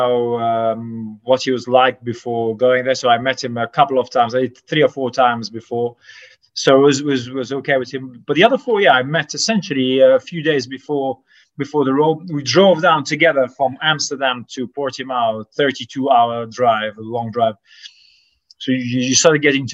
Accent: Sliema, Malta; I grew up in Slima, very close to the sea

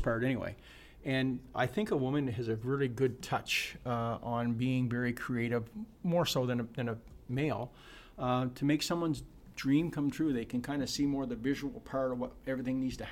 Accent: Sackville, New Brunswick, Canada; I lived in Sackville my whole life. I've never lived more than 4 kilometers away from my original house.

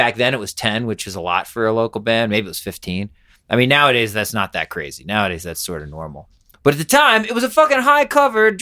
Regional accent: Pennsylvania, United States; moved away as an adult; also born or lived in New York; now in Colorado, United States; Pennsylvania originally.

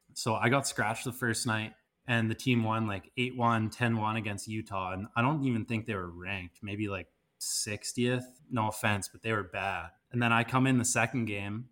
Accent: Kelowna, British Columbia, Canada; moved away; I'm Kelowna, born and raised

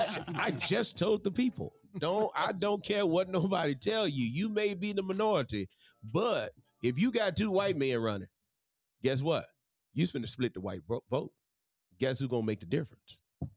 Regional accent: Mississippi, United States; now in Florence, Alabama, United States; I'm from Mississippi.

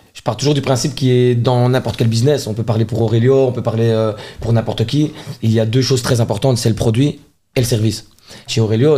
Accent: Charleroi, Wallonia, Belgium; je suis un enfant de Charleroi

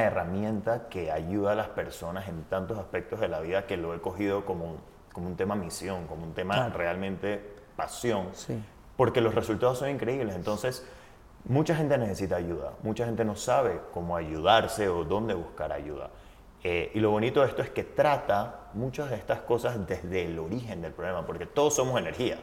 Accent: Panama; Yo soy, primero nací, vivo en Panamá

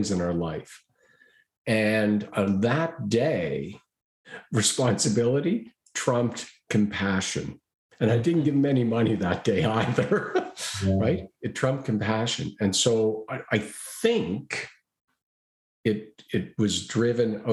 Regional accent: Halifax, Nova Scotia, Canada; Halifax, Nova Scotia. That's my hometown

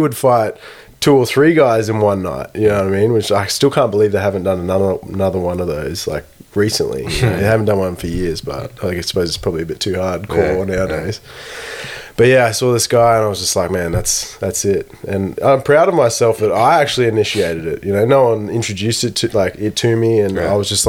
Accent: Brisbane, Queensland, Australia; also born or lived in Townsville / Darwin / Sunshine Coast / Hobart; I was born in Townsville back in the day, and then moved to Brisbane when I was like 6 years old. Pretty much grew up my whole life in Brisbane.

